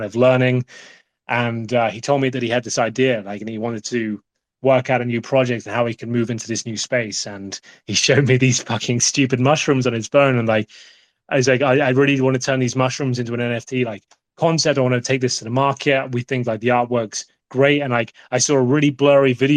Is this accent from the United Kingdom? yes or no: yes; United Kingdom; I'm the British guy in the background talking about CSGO.